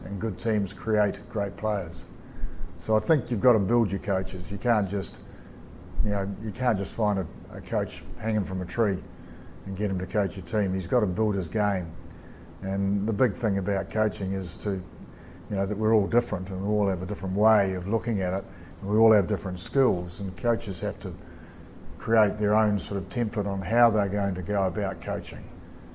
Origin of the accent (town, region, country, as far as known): New Zealand